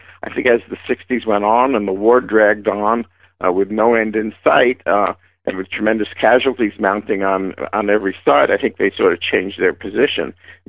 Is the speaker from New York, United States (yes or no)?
yes; New York City, New York, United States; moved away; also born or lived in Sacramento; I'm from the Bronx, New York.